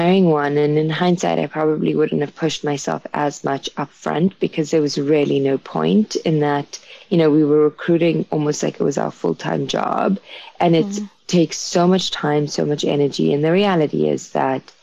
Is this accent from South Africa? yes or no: yes; South Africa; now in New York, United States; being South African